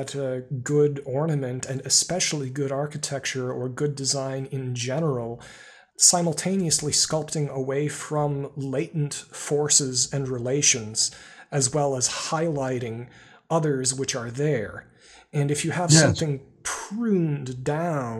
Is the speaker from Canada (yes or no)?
no; Wisconsin, United States; I grew up in Wisconsin and traveled to Chicago quite a bit when I was younger